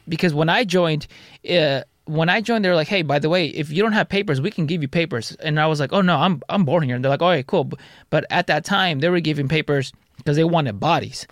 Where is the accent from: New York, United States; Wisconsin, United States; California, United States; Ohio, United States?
California, United States; Santa Ana; also born or lived in Garden Grove; Santa Ana and Garden Grove. My parents were split. My mom lived in Garden Grove. My dad lived in Santa Ana